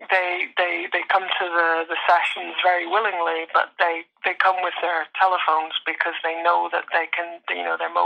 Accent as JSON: {"language": "English", "region": "Northern Ireland", "country": "United Kingdom", "said": "I come from Northern Ireland with this accent"}